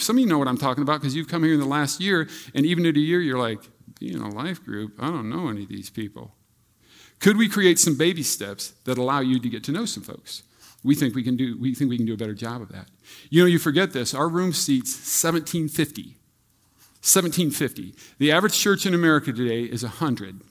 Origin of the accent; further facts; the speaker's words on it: Iowa, United States; I grew up in Iowa.